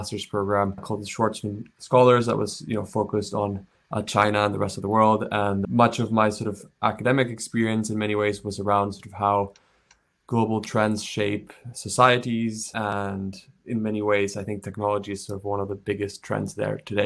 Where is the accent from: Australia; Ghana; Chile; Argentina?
Chile; moved away; also born or lived in United States; I'm from Chile. I grew up there